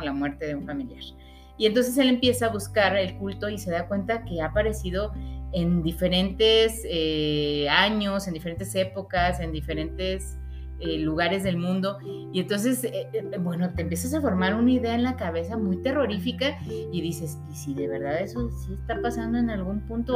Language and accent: Spanish; Guadalajara, Jalisco, Mexico; nosotros somos tapatías